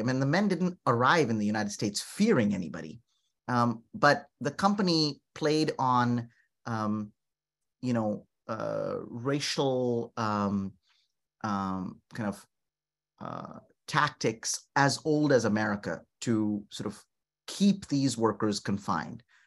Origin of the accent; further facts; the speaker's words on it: North India, India; moved away; I'm from North India.